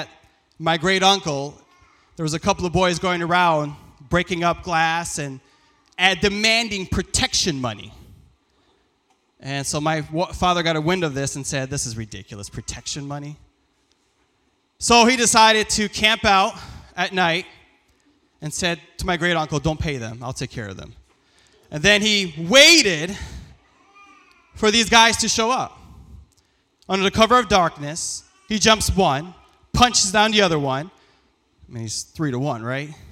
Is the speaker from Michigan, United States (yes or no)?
yes; Lansing, Michigan, United States; born or raised there; first language Farsi; English is a second language